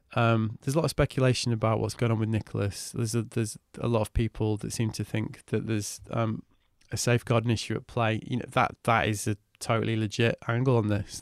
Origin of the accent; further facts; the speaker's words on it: Manchester, North West England, United Kingdom; growing up in Manchester